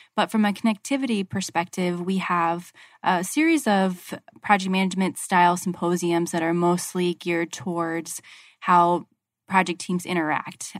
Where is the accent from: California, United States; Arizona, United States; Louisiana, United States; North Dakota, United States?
Arizona, United States; I'm from Arizona and I'm still in Arizona